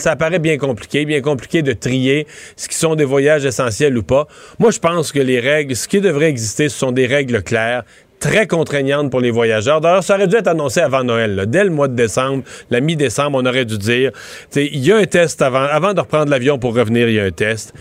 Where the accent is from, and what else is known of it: Rivière-du-Loup, Quebec, Canada